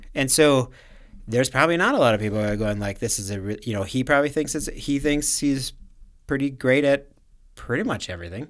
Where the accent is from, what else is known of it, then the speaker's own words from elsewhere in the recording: Minnesota, United States; we're from, from Minnesota.